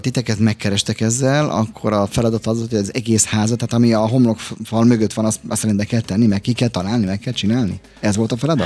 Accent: Budapest, Hungary; Én egy nagyon városi gyerek vagyok, városban születtem, itt is Zuglóba

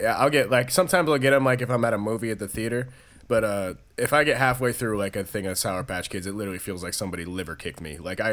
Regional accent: New York, United States; I'm a New Yorker

